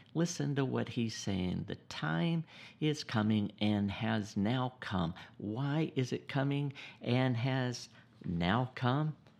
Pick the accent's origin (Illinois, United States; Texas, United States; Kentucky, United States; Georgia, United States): Georgia, United States; South; also born or lived in Gainesville, Georgia; born and raised in the South, South Georgia